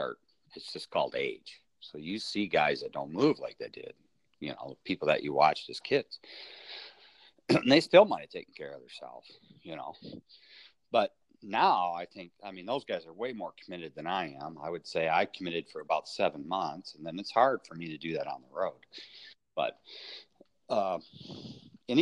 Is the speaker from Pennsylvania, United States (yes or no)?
no; Michigan, United States; being from Michigan